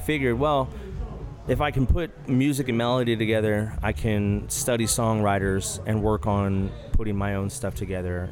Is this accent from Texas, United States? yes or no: yes; Rio Grande Valley, Texas, United States; I was born and raised in the Rio Grande Valley, down by Mexico